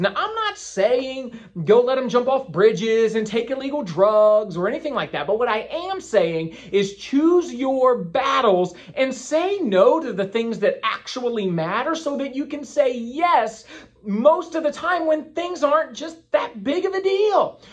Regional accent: Winchester, Virginia, United States; moved away as an adult; now in Crystal Coast, North Carolina, United States; I was in Winchester, Virginia, my hometown

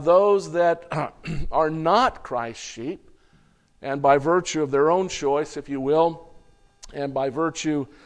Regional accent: United States; being an American.

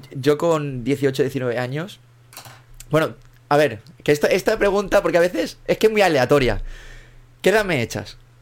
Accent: Mallorca, Balearic Islands, Spain; yo, soy de Mallorca, yo vivo aquí en, Mallorca

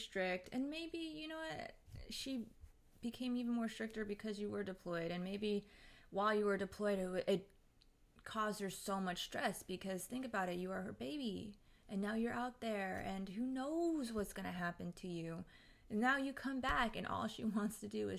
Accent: India; I'm from India. I am new here.

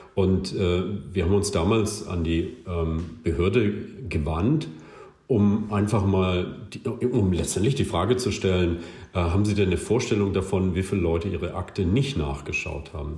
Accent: West Germany, Germany; ich komme aus Westdeutschland, als Westdeutsche

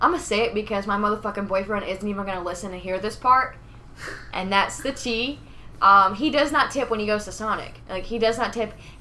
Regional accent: New Jersey, United States; moved away; I'm from Jersey

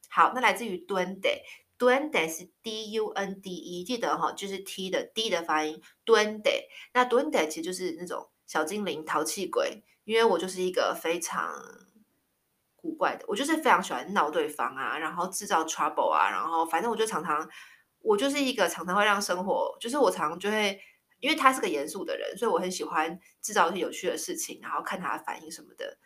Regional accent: Taiwan; moved away; 我小时候在台湾，我印象超深刻的，我小六的时候啊，就是在小学嘛，然后在台湾的小学

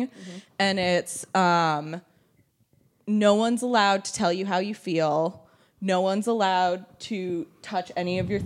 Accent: Boston, Massachusetts, United States; I'm also from Boston

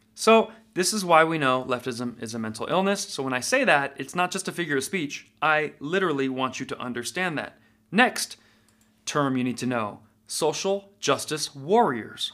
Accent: Nevada, United States; I'm from Nevada.

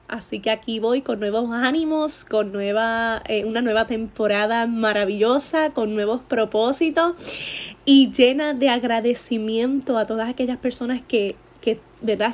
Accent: Puerto Rico

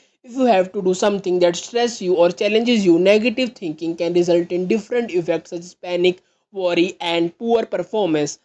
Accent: India; I am from India.

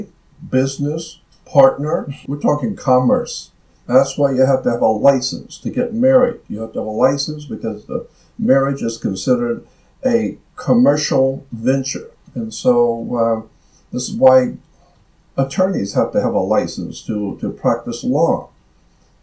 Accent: United States; as an American

